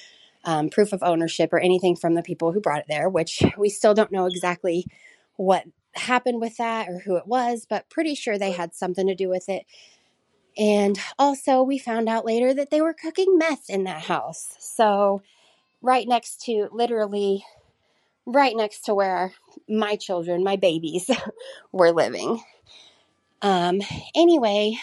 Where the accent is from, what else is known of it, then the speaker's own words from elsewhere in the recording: Southern Illinois, United States; I'm from Southern Illinois in the United States